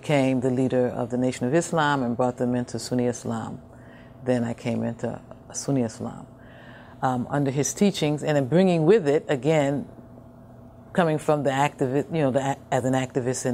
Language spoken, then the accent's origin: English; Chicago, Illinois, United States; also born or lived in Harvey, Illinois; I'm a black girl that came from Cabrini-Green. Actually, you know, I was born in Chicago, and we moved actually to the suburbs, Harvey here.